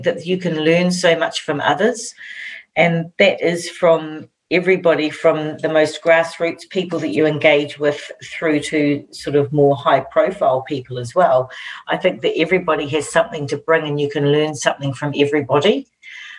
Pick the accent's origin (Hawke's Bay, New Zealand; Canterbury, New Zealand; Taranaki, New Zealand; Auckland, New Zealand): Taranaki, New Zealand; Waitara; also born or lived in Wainuiomata, Wellington; when I was around 8, we moved up to Taranaki, and I grew up in Waitara.